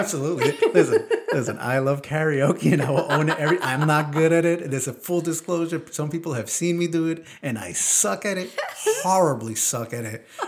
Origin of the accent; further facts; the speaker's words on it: New York, United States; I grew up in New York